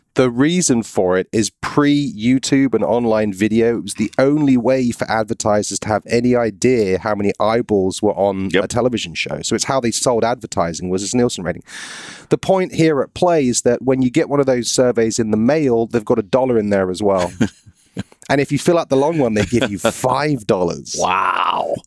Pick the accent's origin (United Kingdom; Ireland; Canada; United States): United Kingdom; moved away; I'm British